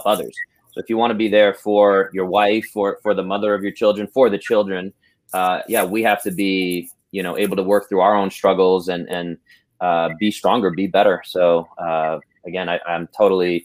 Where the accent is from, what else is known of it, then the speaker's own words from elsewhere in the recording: New York City, New York, United States; I grew up in Brooklyn